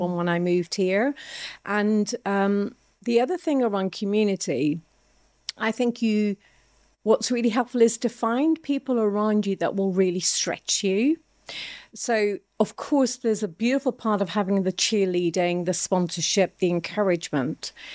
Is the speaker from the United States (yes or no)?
no; Ireland; now in England, United Kingdom; I'm Irish. Uh, moving to England from a very small country of Ireland was a phenomenal shock.